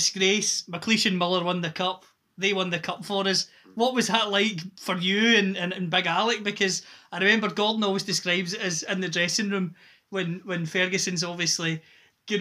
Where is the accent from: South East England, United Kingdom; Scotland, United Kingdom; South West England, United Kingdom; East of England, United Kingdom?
Scotland, United Kingdom; Inverclyde; I'm from the Inverclyde area